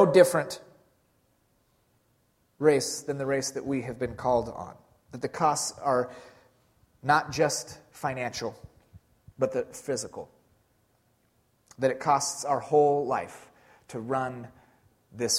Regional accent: Pacific Northwest, United States; we're from the Pacific Northwest

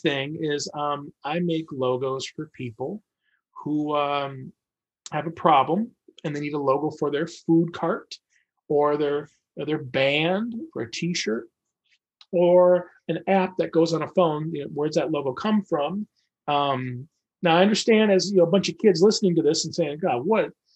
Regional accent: Michigan, United States; now in Portland, United States; I live in Portland, Oregon. I was born in Michigan

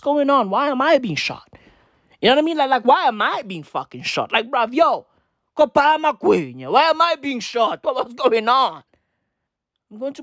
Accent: Johannesburg, Gauteng, South Africa; I'm a fucking Joburger, right? I'm a Joburger

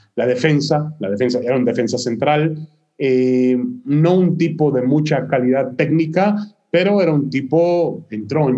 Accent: Mexico City, Mexico; moved away as an adult; also born or lived in Ashkelon, Israel / East Haven, United States; now in United States; yo a los ocho años, desde los ocho años vivió ya, viví ya en la Ciudad de México

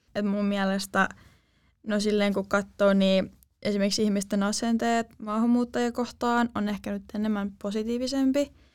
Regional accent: Turku, Southwest Finland, Finland; tuun tuolta Turusta

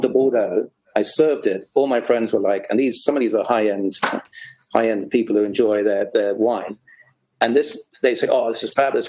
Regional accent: England, United Kingdom; as an Englishman

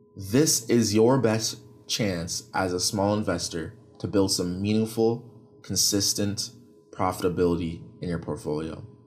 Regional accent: Canada; I'm from Canada

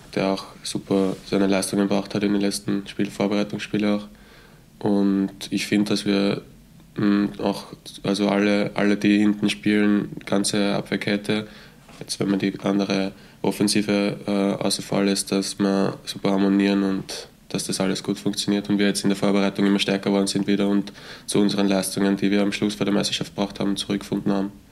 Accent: Götzendorf an der Leitha, Lower Austria, Austria; ich bin aus Niederösterreich, ähm, genau aus Götzendorf an der Leiter

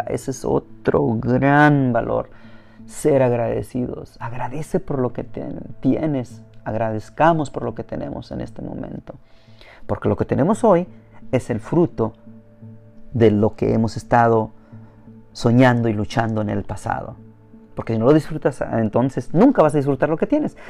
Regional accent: Mexico; now in United States; como mexicano

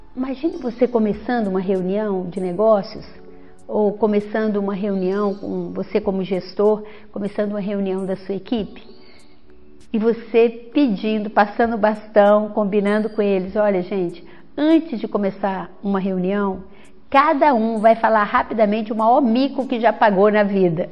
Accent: interior of Minas Gerais, Brazil; moved away as an adult; also born or lived in Belo Horizonte, Brazil; now in Vitória, Brazil; eu sou mineira, vim do interior de Minas

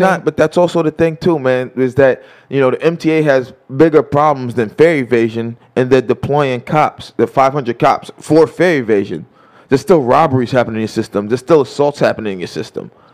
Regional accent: New York City, New York, United States; as a New Yorker

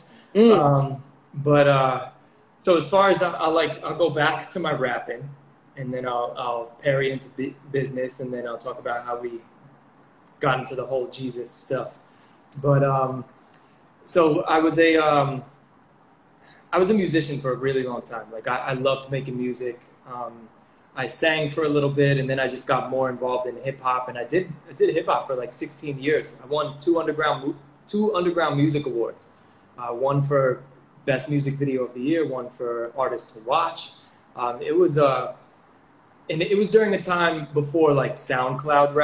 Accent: New York, United States; also born or lived in Connecticut; now in Puerto Rico; I'm from New York

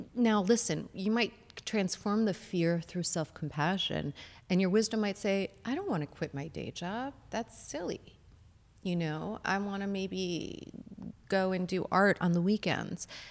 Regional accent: Chicago, Illinois, United States; moved away as an adult; I'm originally from Chicago

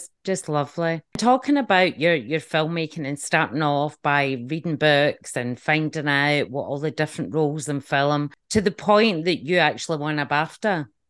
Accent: just outside Glasgow, Scotland, United Kingdom; when I was growing up, um, just outside Glasgow

